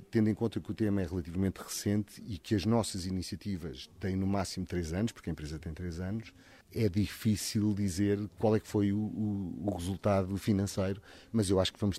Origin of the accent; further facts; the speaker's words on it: Portugal; also born or lived in Mozambique; A minha família é de Goa, mas eu nasci em Moçambique e depois vivi sempre em Portugal.